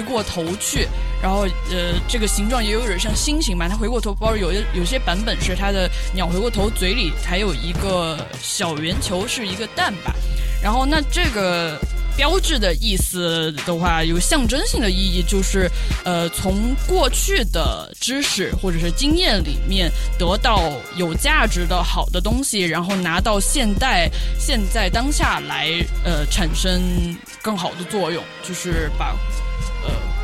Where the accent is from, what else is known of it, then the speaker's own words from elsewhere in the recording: China; 中国人我们从小学习的就学很多传统的，也不是那种很糟粕的传统，还是古代的有一些智慧